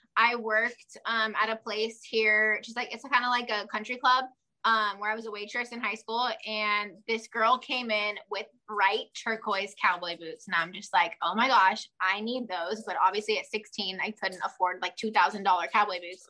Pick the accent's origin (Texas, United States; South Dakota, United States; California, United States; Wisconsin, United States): California, United States; Southern; we're from Southern California, and we're about as south as you can go. So we're like 20 minutes from Mexico, and I don't know, 15-20 minutes from Arizona